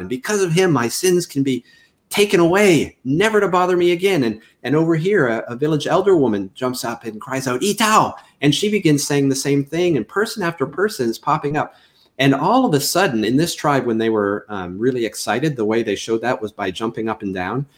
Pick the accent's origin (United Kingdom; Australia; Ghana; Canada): Canada; moved away as an adult; I'm originally from Canada. You'll probably pick that up when I say anything with an OU diphthong, out and about is what usually uh, signals to people I'm not from Mississippi.